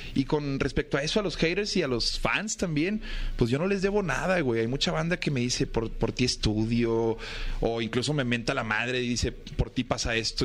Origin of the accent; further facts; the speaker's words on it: Monterrey, Nuevo León, Mexico; yo soy de Monterrey